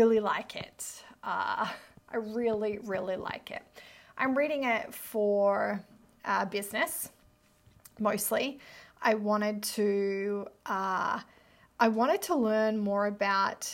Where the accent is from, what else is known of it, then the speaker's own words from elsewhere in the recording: near Byron Bay, New South Wales, Australia; moved away as an adult; also born or lived in Melbourne; I grew up near Byron Bay